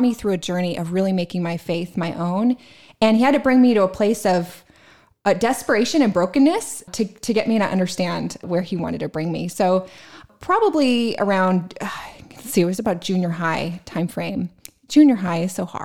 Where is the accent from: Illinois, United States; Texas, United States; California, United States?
California, United States; San Diego; I grew up in San Diego, California, in an amazing Christian family